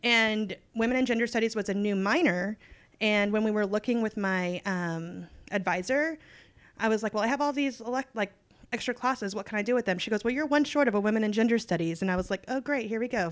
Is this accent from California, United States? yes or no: no; Texas, United States; I was born and raised in Texas, love it, never leaving